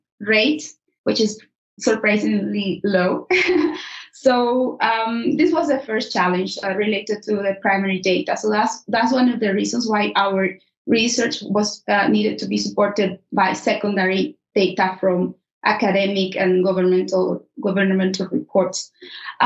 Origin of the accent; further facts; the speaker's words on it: Nicaragua; moved away as an adult; now in Edinburgh, United Kingdom; I am from Nicaragua